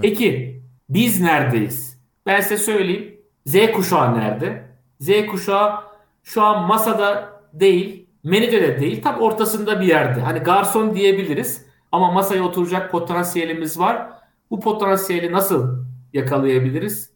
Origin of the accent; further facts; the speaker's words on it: Kastamonu, Turkey; Ben Kastamonluyum. Kastamonu çok güzel 19 tane ilçesi var. 1078 tane köyü var.